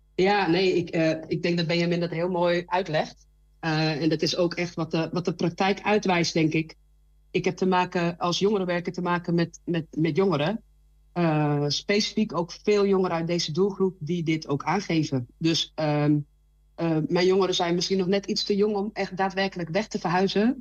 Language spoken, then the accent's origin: Dutch; Randstad, Netherlands; moved away as an adult; now in Twente, Netherlands; ik kom zelf uit de Radstad.